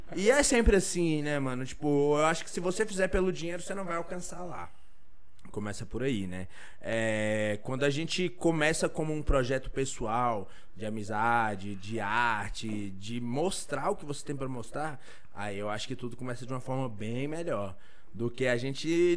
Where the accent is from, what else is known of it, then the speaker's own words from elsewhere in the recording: Ceilândia, Federal District, Brazil; eu sou da Ceilândia